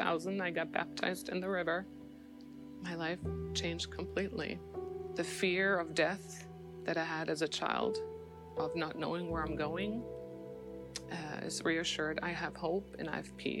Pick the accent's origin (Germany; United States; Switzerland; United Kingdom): Germany; East Germany; moved away; I grew up in East Germany under communism